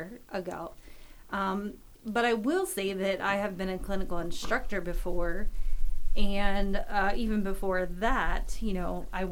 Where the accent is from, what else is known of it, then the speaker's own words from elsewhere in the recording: Southern York County, Pennsylvania, United States; I'm from Southern York County, and it's in, you know, York County